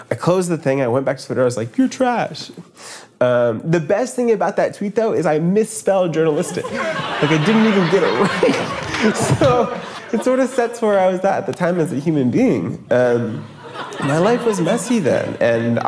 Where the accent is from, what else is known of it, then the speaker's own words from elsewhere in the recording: Maine, United States; now in Brooklyn, United States; I'm from Maine